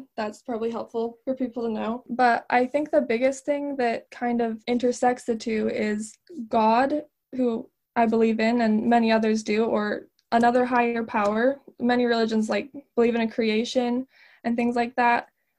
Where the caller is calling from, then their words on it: Alberta, Canada; I'm 18 and I'm calling in from Alberta, Canada.